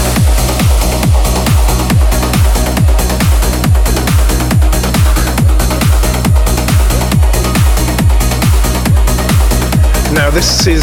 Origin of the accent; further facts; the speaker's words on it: Dublin, Leinster, Ireland; I'm actually Irish, but you didn't know that. Born in Rathfarnham.